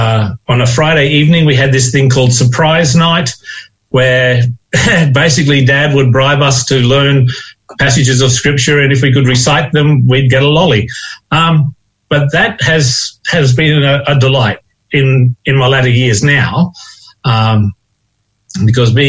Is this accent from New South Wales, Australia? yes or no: no; Crows Nest, Queensland, Australia; now in Western Australia, Australia; being born into a Christian family with parents who were very active within the church in a little town called Crow's Nest